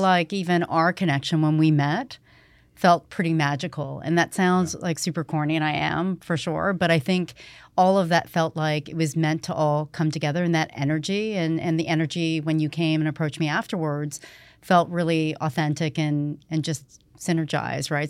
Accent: Toronto, Ontario, Canada; also born or lived in Atlanta, Georgia, United States; we grew up in Rexdale

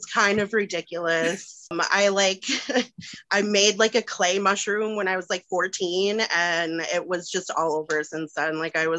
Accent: Wisconsin, United States; moved away as an adult; now in Denver, United States; So I live in Denver with my husband and two cats. We're child-free by choice. I'm originally from Wisconsin and have been here for about 6 years.

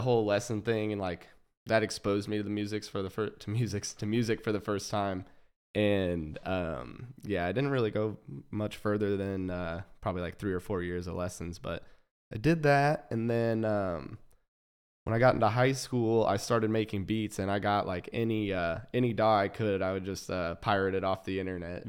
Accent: Overland Park, Kansas, United States; I was born in Kansas City, Missouri, um, and then grew up in Overland Park, Kansas

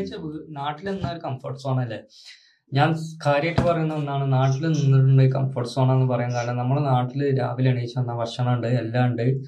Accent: Malappuram district, Kerala, India

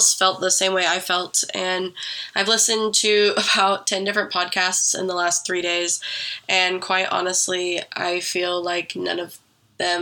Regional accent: Oregon, United States; moved away as an adult; I grew up in Oregon

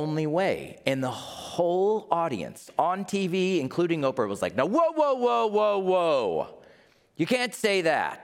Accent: United States; I'm from America.

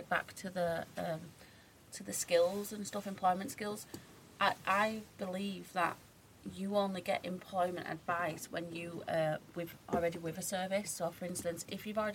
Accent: Keighley, Yorkshire and the Humber, United Kingdom; Keighley where I'm from.

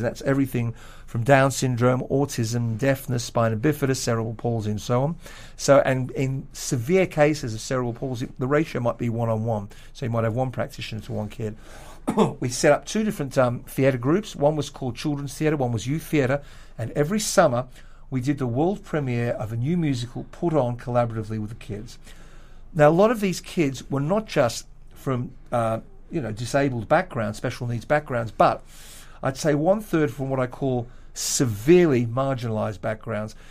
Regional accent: Australia; now in London, United Kingdom; Australian white male, Western Jewish pianists

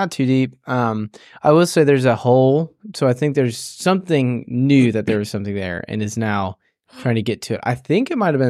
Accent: Tennessee, United States; I just, growing up in West Tennessee, I can't stand West Tennessee, Brad.

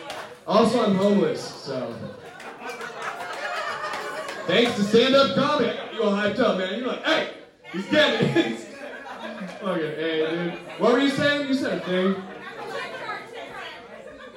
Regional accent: Antioch, California, United States; I grew up in Antioch

